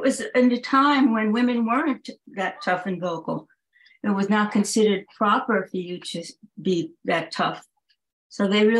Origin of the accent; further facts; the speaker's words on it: Plainview, New York, United States; also born or lived in Glen Cove, New York; Well, I grew up in Plainview, but now I live in Glen Cove.